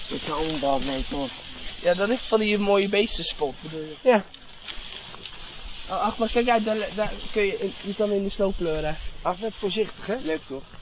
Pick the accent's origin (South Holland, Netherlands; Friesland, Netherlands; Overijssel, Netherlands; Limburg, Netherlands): Friesland, Netherlands; ik kom uit Friesland.